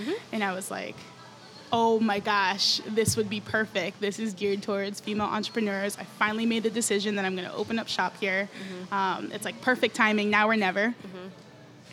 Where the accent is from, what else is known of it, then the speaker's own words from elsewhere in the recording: New York, United States; moved away as an adult; now in San Antonio, United States; I'm from New York